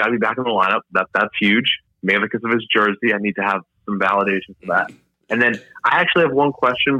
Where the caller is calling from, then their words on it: Apollo Beach, Florida, United States; I'm calling from my house in Apollo Beach.